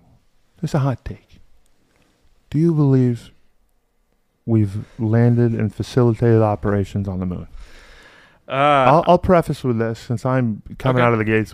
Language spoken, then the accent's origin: English; Texas, United States; A state that we proudly were born and raised in.